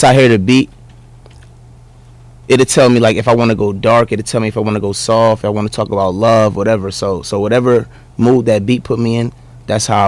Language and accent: English; New Brunswick, New Jersey, United States; I'm from New Brunswick, New Jersey